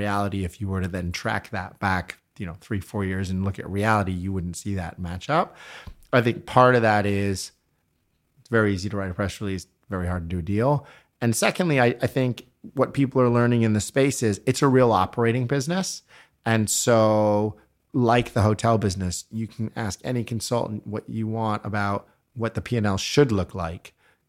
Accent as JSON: {"language": "English", "country": "Canada", "tie": "born or raised there", "also_born_or_lived": "United Kingdom", "moved": "yes", "said": "I am a Brit technically, so I know I don't sound it, but if you spoke to my kids who make fun of my accent all the time, I think I've now officially lived here longer than I ever lived in Canada."}